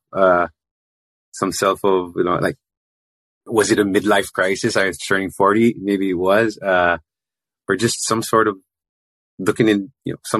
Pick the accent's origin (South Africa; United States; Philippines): Philippines; I grew up in the Philippines, raised Roman Catholic